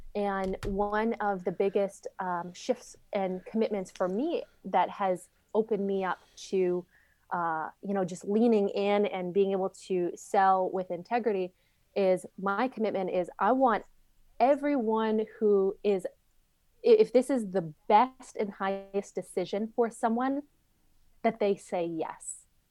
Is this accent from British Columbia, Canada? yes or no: no; Saskatchewan, Canada; moved away as an adult; also born or lived in Arizona; the town that I grew up in, in Saskatchewan, Canada, it had five hundred people.